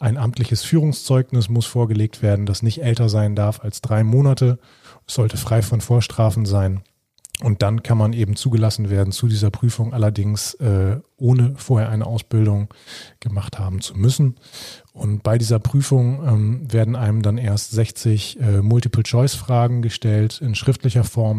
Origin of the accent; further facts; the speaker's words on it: Germany; hier bei uns in Deutschland